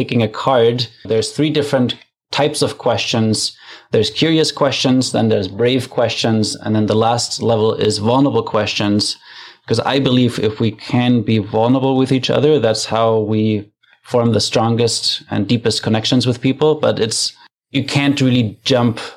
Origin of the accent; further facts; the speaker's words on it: Germany; now in Canada; I'm from Germany originally, but I live in Canada